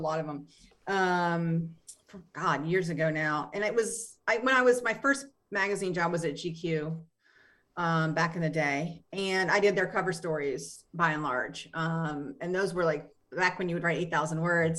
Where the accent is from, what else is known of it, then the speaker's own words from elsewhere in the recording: West Virginia, United States; West Virginia, which is where I'm from